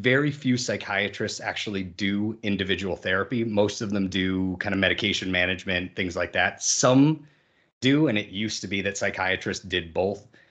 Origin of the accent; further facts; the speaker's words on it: Massachusetts, United States; I grew up in the Massachusetts area